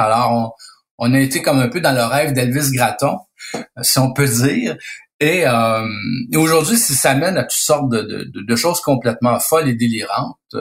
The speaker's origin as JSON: {"language": "French", "region": "Quebec", "country": "Canada"}